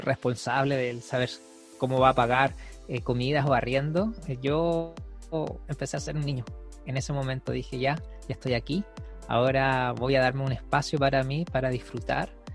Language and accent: Spanish; Iquique, Tarapacá, Chile; moved away; yo soy de Iquique, del norte de Chile, acá ni siquiera llueve